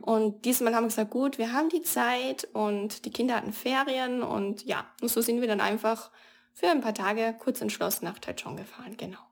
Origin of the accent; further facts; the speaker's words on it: Austria; als, als Europäer, als Österreicherin